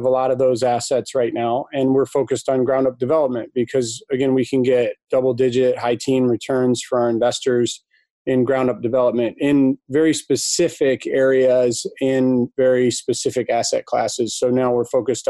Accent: Ann Arbor, Michigan, United States; Came back to my hometown, Ann Arbor

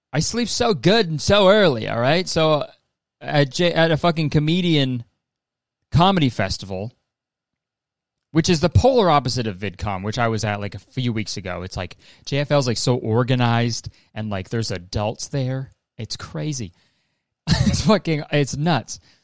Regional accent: Canada; I'm Canadian

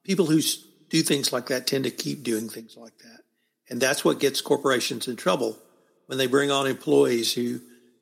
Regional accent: the South, United States; now in Texas, United States; I'm a Southerner

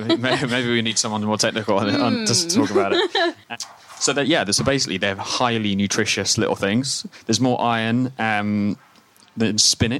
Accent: Scotland, United Kingdom; Being originally Scottish, that's perfectly acceptable for me.

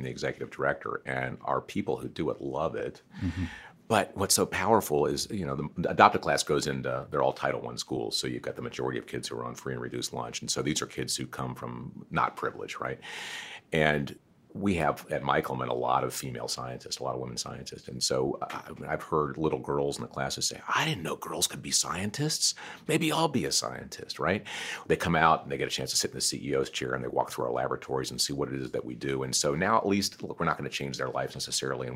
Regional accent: United States; I'm very lucky to be born in America when I was born in America

